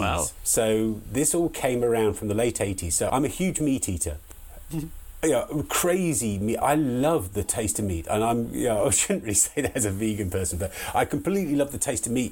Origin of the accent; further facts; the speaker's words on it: Hartfield, South East England, United Kingdom; moved away as an adult; also born or lived in Liverpool / London; I come from a really small village in the the southeast of England, in a place called Hartfield, and I was born there, raised up there until I was 18.